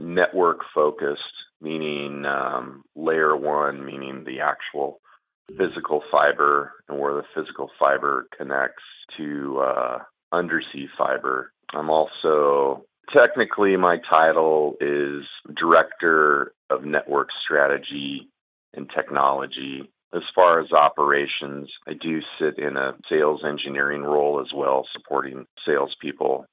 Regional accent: Seattle, Washington, United States; Born and raised in Seattle

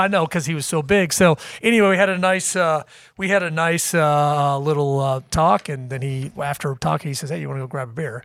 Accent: Kansas City, United States; moved away; also born or lived in Liberal, Kansas; I grew up in Kansas City. Um, I was born in western Kansas, a place called Liberal, Kansas

